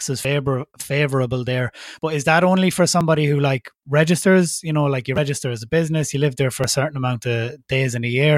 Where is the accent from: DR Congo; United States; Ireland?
Ireland; me being Irish and being registered in Ireland and having an Irish company